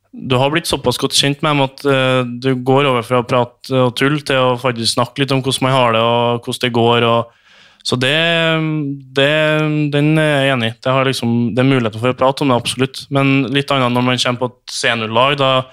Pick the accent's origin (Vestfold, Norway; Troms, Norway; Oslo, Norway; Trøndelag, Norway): Trøndelag, Norway; Trondheim; jeg som trønder